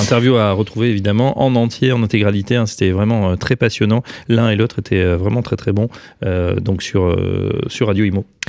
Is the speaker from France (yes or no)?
yes; Paris, Île-de-France, France; en tant que Parisien